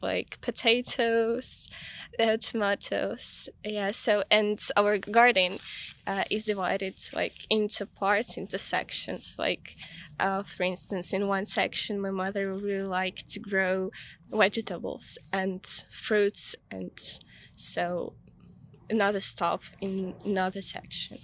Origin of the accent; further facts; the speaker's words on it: Kyiv, Ukraine; now in London, United Kingdom; I grew up in Kiev